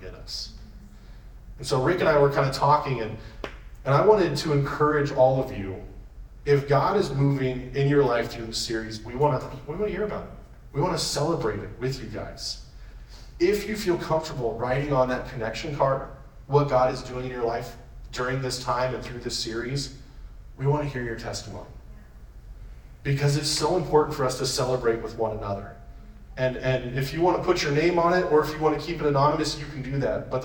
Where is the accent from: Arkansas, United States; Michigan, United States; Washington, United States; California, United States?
Washington, United States; Yakima; also born or lived in Spokane; I'm from Yakima